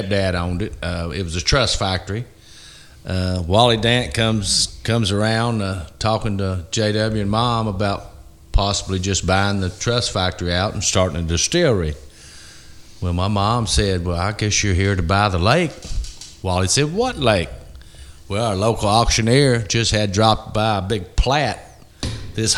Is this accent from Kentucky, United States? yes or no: yes; Gethsemane, Kentucky, United States; I grew up here on Monk's Road, or I grew up, you know, at the old mansion where our venue is going to be